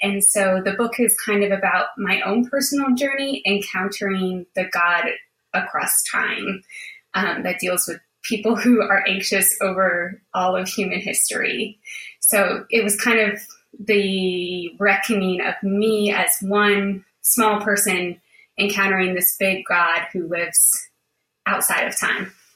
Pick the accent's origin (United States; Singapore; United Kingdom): United States; Buffalo, New York; moved away as an adult; also born or lived in Charlottesville, Virginia; I grew up in Buffalo, New York, um, where it is very cold